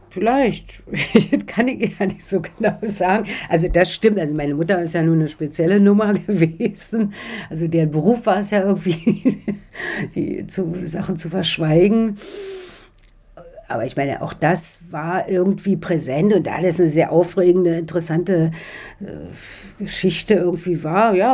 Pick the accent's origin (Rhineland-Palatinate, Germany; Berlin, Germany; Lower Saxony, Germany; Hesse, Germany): Berlin, Germany; moved away; Naja, ich würde, also ich bin aus Ostberlin dann weg, wie so viele.